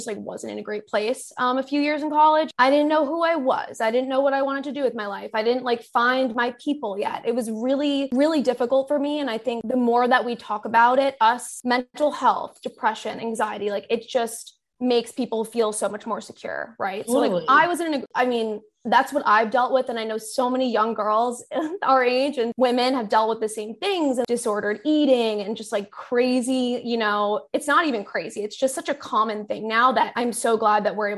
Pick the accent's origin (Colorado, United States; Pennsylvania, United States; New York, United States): New York, United States; Long Island; now in New York City, United States; I grew up on Long Island, been there my whole life